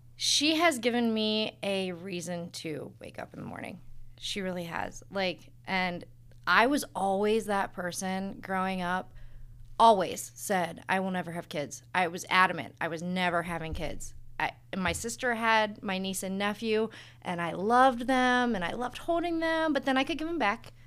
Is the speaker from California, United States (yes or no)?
no; Hartville, Ohio, United States; moved away as an adult; now in Tallmadge, United States; I grew up in Hartville. I went to Lake High School